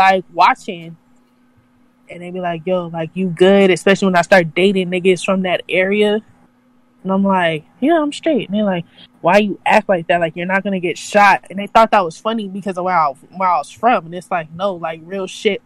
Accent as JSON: {"language": "English", "region": "California", "country": "United States", "said": "I like being from Cali because I'm from California"}